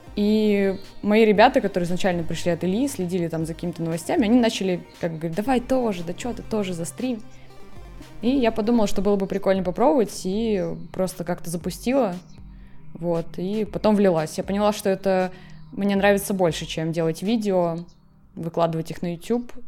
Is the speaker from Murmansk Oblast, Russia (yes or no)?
yes; Murmansk, Murmansk Oblast, Russia; moved away as an adult; also born or lived in Saint Petersburg; now in Moscow, Russia; Вообще я из Мурманска, из Мурманской области.